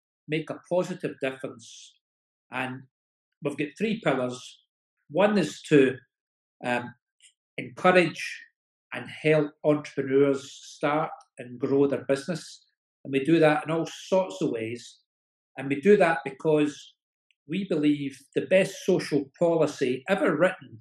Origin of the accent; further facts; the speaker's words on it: Scotland, United Kingdom; from Scotland